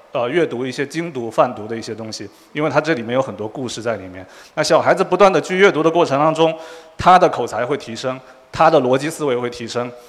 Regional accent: Quanzhou, Fujian, China; moved away as an adult; also born or lived in Shanghai; now in United States; 我们都是福建人。然后我是泉州人

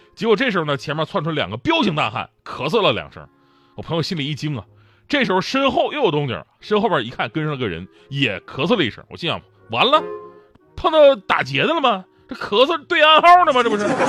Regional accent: Northeast China, China; moved away as an adult; also born or lived in Wenzhou; 我是东北人啊

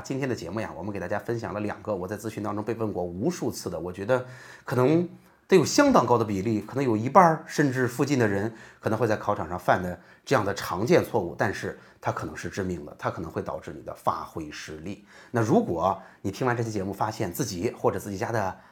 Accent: Jinan, Shandong, China; 我是济南的育英中学的

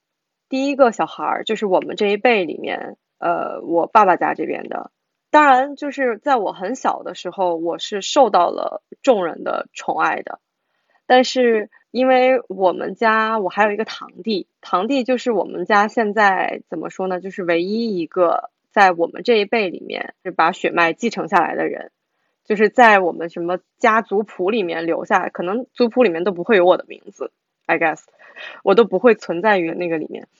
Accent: Shandong, China; 那我作为山东人，我二十多年感受到的就是我周围的环境也是这个样。

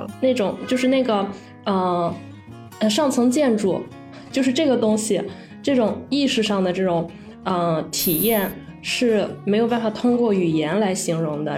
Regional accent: Linyi, Shandong, China; also born or lived in Qingdao; 我们老家是临沂的

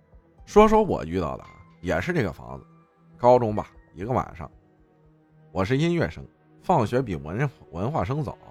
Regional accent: Baoying, Jiangsu, China; 我老家扬州宝应县，很久之前也没有很久，大概就是前年往前，有个地方叫宝胜桥

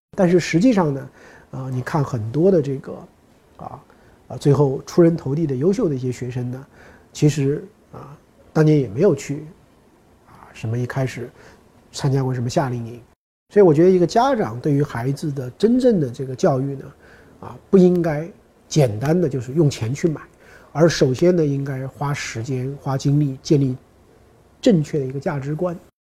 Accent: China; 我们中国人

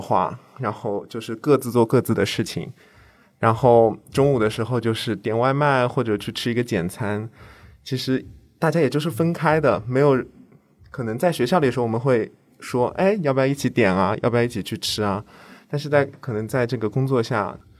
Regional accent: Jiangsu, China; moved away as an adult; now in Shanghai, China; 我不是上海人，我是江苏人

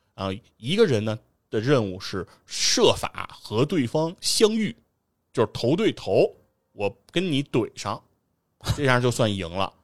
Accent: Beijing, China; 我老家那边拆迁了，哎，等于城里没有地儿住了，那得住到石景山，然后我还是在西城上学

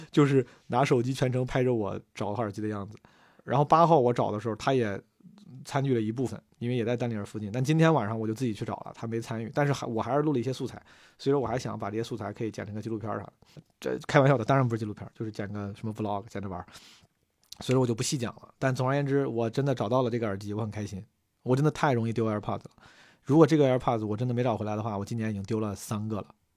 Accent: Zhengzhou, Henan, China; 从小在河南、在郑州搓澡

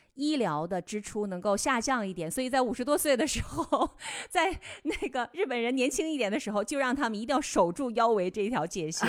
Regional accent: Northeast China, China; 我们东北菜

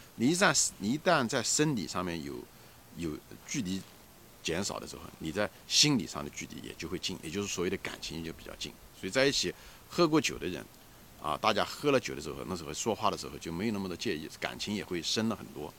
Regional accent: China; 我们很庆幸我们是中国人啊，我们有那种家庭感

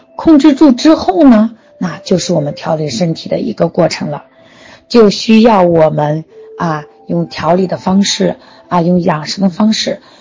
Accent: China; 我们中国人却忽略了一个

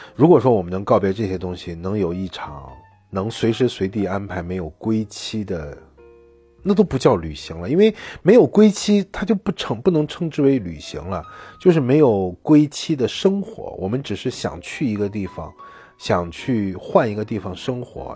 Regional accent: China; 一方面我们是中国人

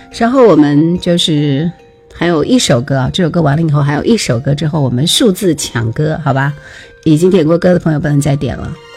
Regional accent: Jingzhou, Hubei, China; 我是湖北的，湖北荆州的，荆州古城的

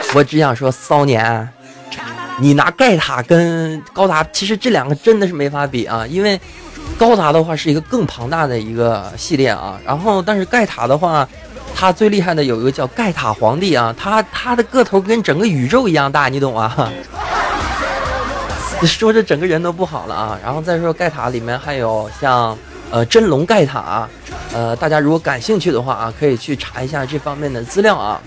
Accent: Heilongjiang, China; 在这个黑龙江啊，这东北三省啊，就是老家呀

